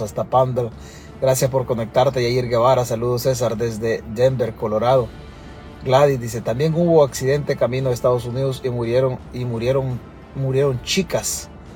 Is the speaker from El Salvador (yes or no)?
yes; El Salvador